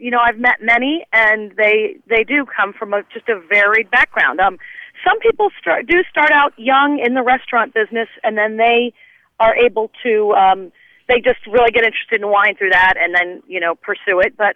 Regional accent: Indianapolis, Indiana, United States; I'm actually from Indianapolis. I happen to be in Santa Rosa Beach on vacation this week

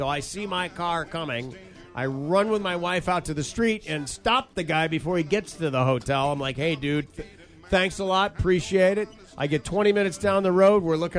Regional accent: Grand Rapids, Michigan, United States; moved away; I was in my hometown of Grand Rapids, Michigan

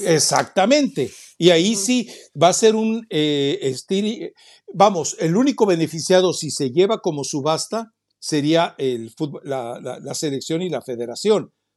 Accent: Mexico; los mexicanos nos tragamos a la vaca

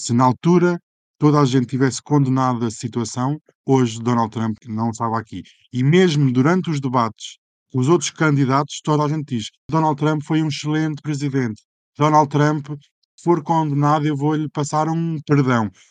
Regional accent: Aveiro, Centro, Portugal; eu não sou de Lisboa, sou de Aveiro

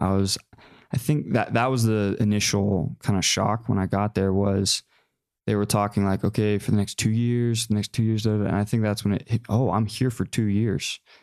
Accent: McKinney, Texas, United States; I grew up in Texas, Dallas area. So, about 45 minutes north of Dallas in McKinney

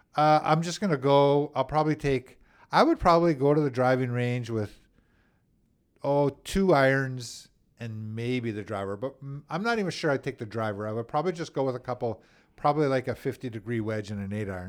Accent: Winnipeg, Manitoba, Canada; I grew up in Saint Vital as a kid.

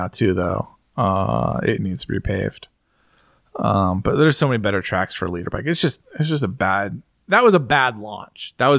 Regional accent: United States

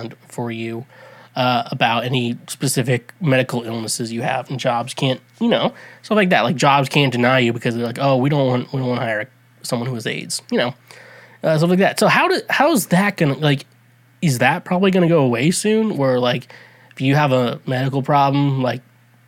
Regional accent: United States; I'm an American

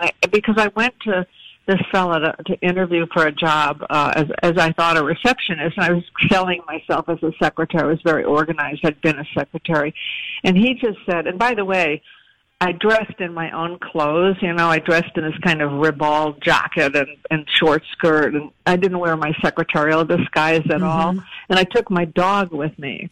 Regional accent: Providence, Rhode Island, United States; I was born in Providence

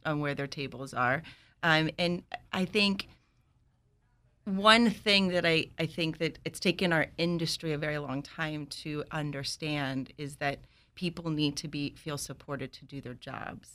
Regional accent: New York City, New York, United States; moved away; I'm from New York. I grew up in Washington Heights

